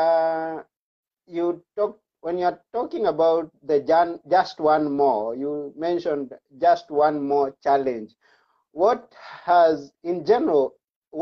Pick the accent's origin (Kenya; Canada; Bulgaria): Kenya; coming from Kenya